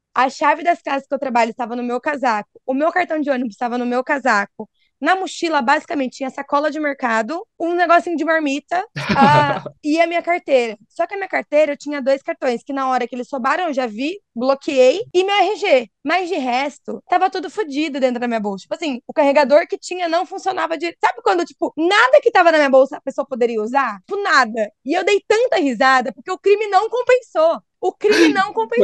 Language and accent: Portuguese; Brazil; moved away as an adult; now in Ireland; eu saí do Brasil